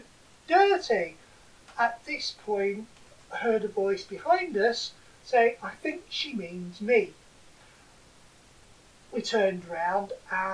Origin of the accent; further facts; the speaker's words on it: Boston, East Midlands, United Kingdom; We come from Boston